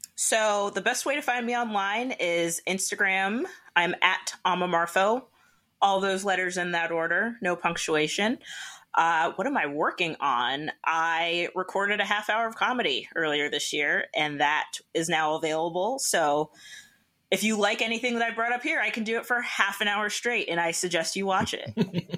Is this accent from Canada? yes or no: yes; Canada; I'm Canadian.